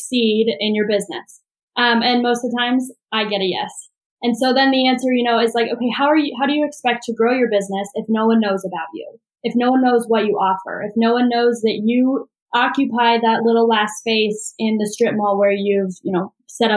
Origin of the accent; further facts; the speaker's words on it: Omaha, Nebraska, United States; moved away as an adult; now in Nashville, United States; I grew up in Omaha, Nebraska